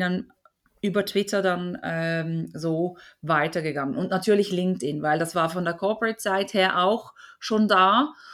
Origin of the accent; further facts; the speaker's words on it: Basel, Switzerland; hier aus der Region Basel, wo ich herkomme